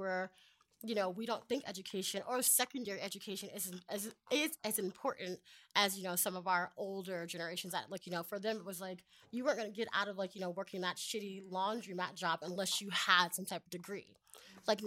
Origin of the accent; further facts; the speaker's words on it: United States; moved away; also born or lived in San Diego; I'm from Montgomery County